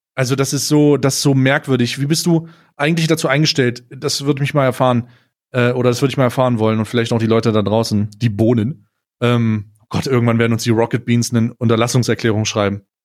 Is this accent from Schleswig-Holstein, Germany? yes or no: no; Magdeburg, Saxony-Anhalt, Germany; moved away; ich komme, äh, ursprünglich, äh, aus Magdeburg